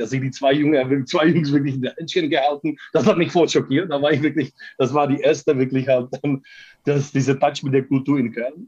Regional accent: Prague, Czechia; German is a second language; moved away as an adult; now in Cologne, Germany; ich komme aus Prag

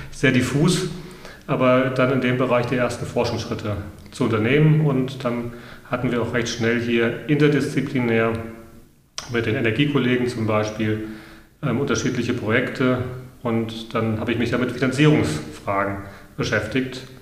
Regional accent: Hesse, Germany; Ich bin, da muss ich mich outen, Landei. Ich bin auf dem Land groß geworden in Mittelhessen und äh, wir haben direkt an der Natur gelebt und damit auch mit der Natur.

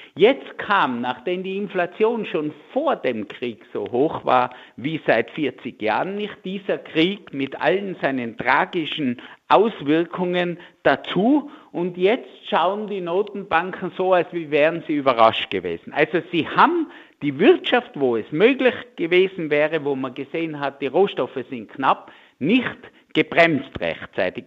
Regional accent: Tyrol, Austria; bei uns in Tirol

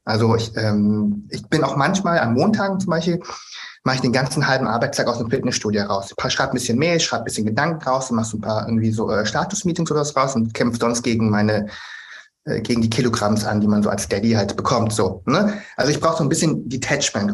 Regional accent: Germany; bin ich einfach auch in Deutschland geboren und aufgewachsen

